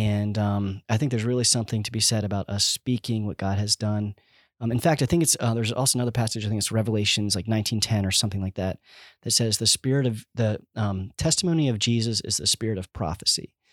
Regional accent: Schwenksville, Pennsylvania, United States; also born or lived in Kentucky; I grew up in Schwanksville, which we're actually in Schwanksville now in our home

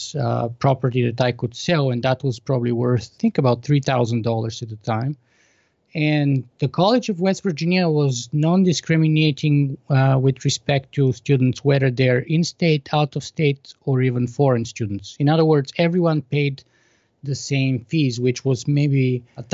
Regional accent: Plovdiv, Plovdiv Province, Bulgaria; accent: Bulgarian; English is a second language; moved away as an adult; I was born in Bulgaria in 1976 at the sort of height of the Cold War. So I grew up behind the Iron Curtain in communist Bulgaria until I was 14

